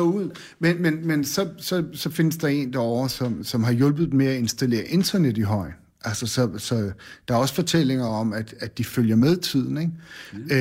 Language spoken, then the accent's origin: Danish; Bornholm, Capital Region of Denmark, Denmark; born or raised there; also born or lived in Randers